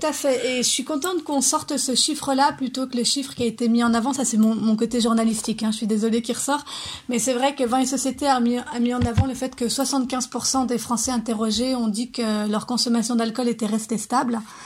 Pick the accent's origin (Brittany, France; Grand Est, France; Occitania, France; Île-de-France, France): Grand Est, France; Lorraine; je viens de Lorraine